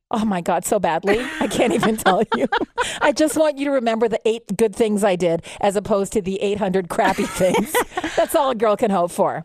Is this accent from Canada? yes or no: yes; Montreal, Quebec, Canada; now in Ottawa, Canada; I'm from Montreal. I'm a former Montreal Canadiens fan. I moved to Ottawa